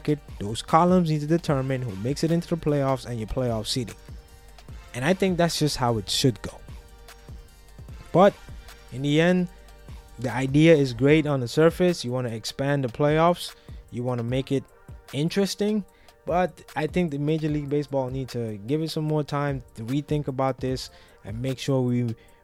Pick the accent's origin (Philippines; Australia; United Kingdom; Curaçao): Curaçao; moved away; I grew up in Curaçao. I lived there for many years.